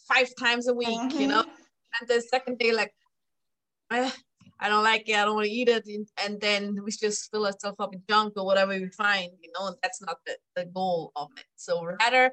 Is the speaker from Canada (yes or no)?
no; Switzerland; moved away; also born or lived in Thailand / Mexico / Germany / France; I am from Europe, like you can hear my accent. I grew up in Switzerland.